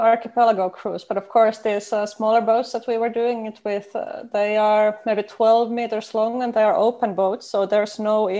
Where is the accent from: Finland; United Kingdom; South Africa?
Finland; Yes, I did.